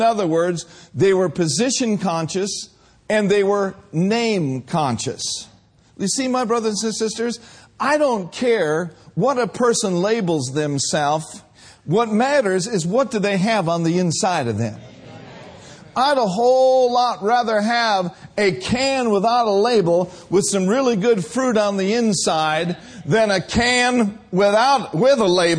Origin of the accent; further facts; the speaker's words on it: Minnesota, United States; now in California, United States; back in 1982, when Brenda and I came from Minnesota to California, we were just doing our best to follow the Lord.